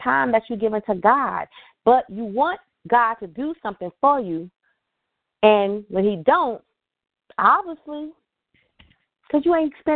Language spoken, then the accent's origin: English; New York City, New York, United States; now in Richmond, Virginia, United States; I'm originally from New York City